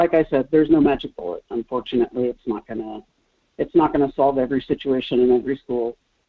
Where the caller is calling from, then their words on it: Kenai, Alaska, United States; Good morning, Michael. … from Kenai.